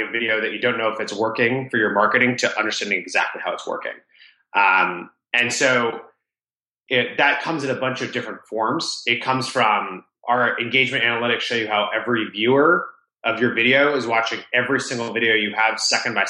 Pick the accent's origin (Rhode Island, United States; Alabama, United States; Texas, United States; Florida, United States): Rhode Island, United States; I grew up in Rhode Island, the smallest state in the U.S.